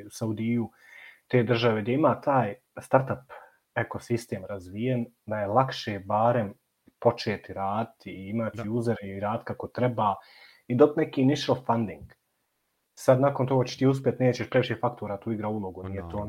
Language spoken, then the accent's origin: Croatian; Bosnia & Herzegovina